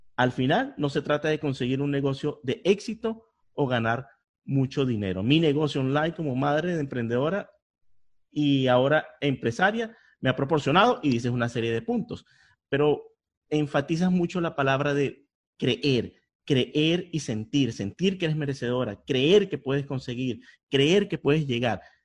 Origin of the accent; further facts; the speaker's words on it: Venezuela; now in Miami, United States; yo soy de Venezuela